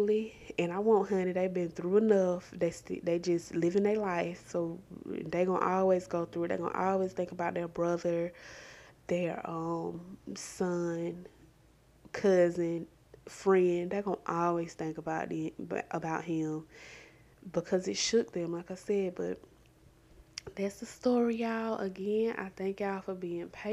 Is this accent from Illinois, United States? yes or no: no; Columbus, Georgia, United States; I'm from the Columbus area and it still shook like Columbus, because you know, Harris County is just outside of Columbus